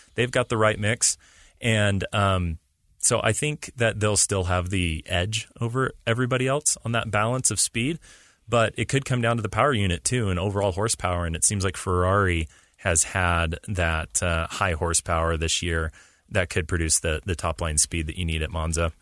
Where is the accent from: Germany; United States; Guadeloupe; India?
United States; as an American fan